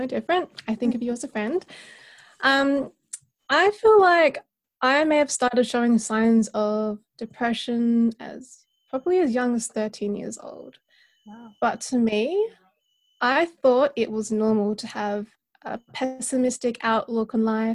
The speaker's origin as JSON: {"language": "English", "region": "South Australia", "country": "Australia", "tie": "born or raised there", "said": "born and raised in South Australia in a small town just about an hour away from Adelaide"}